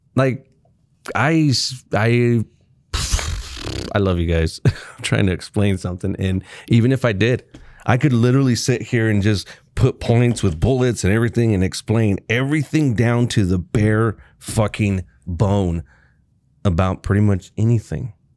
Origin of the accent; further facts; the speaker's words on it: North Texas, United States; I was born there.